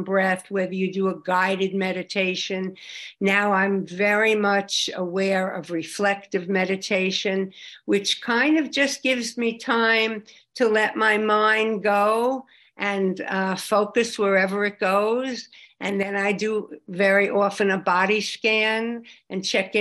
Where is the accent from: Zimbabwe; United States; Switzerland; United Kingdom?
United States; Long Island, New York; I come from Long Island, and we had a great fellowship there